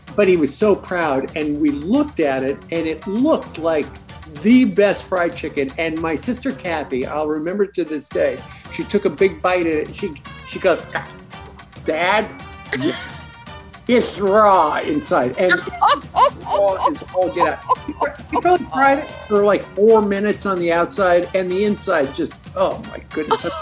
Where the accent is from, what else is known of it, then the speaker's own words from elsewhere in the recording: Canada; I grew up in Canada.